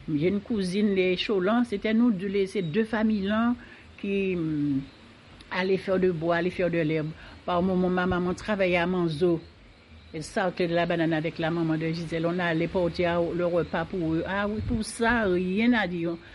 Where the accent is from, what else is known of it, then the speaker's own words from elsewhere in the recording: Martinique; je suis née à Saint-Laurent et je suis restée jusqu'à présent